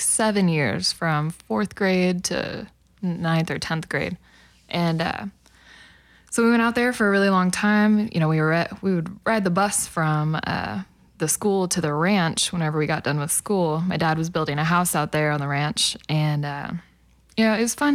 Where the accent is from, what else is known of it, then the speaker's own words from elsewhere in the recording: El Reno, Oklahoma, United States; also born or lived in Hinton, Oklahoma; I grew up in El Reno